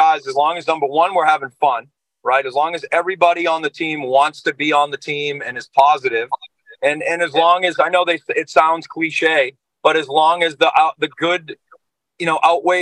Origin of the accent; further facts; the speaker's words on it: Boston, Massachusetts, United States; we're from New England. We're from the Boston area.